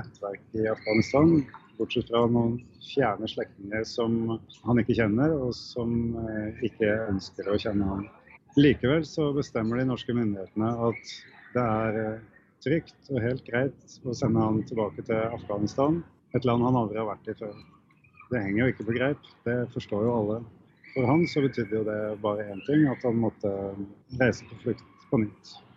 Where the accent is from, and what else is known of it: Norway